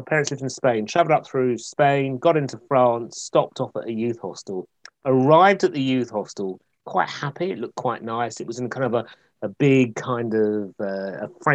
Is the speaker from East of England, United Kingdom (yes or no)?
yes; Essex, East of England, United Kingdom; moved away; I grew up in Essex